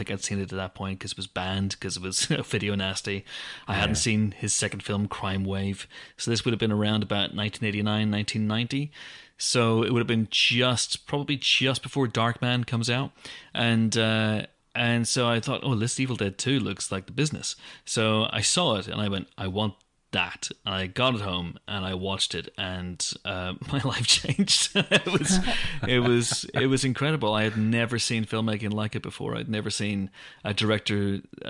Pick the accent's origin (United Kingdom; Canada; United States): United Kingdom; Banbridge, Northern Ireland; my hometown of Banbridge